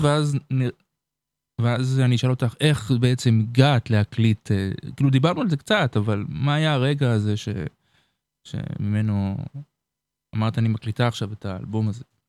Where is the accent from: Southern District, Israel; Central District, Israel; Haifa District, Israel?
Southern District, Israel; Beersheba; אני גדלתי בבאר שבע.